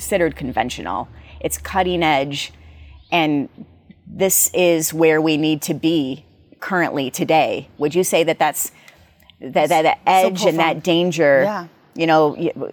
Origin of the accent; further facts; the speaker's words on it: United States; we as Americans